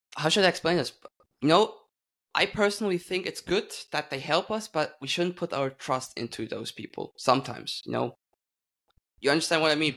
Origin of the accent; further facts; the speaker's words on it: Switzerland; I'm from Switzerland